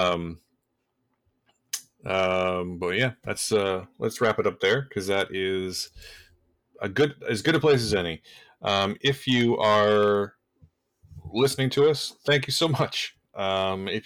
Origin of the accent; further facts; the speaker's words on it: Canada; as a Canadian